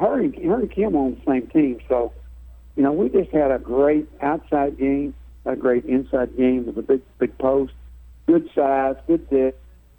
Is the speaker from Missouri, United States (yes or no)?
no; Gallatin, Tennessee, United States; That's my hometown.